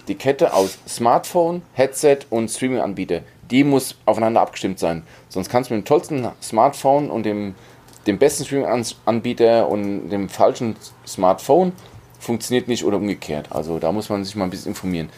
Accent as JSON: {"language": "German", "country": "Germany", "said": "bei uns in Deutschland"}